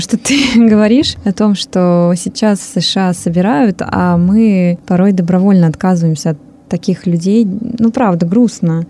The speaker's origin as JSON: {"language": "Russian", "country": "Russia", "moved": "yes", "lives_now": "Hungary", "said": "три иммигранта из России в Венгрии"}